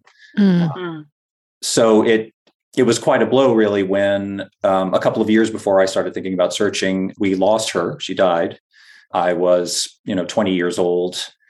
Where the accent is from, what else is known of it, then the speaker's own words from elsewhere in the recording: Florida, United States; moved away as an adult; now in Boston, United States; And so I grew up in Northwest Florida, went to college at Florida State University in North Florida, and then got married and moved up to the Boston area for graduate school.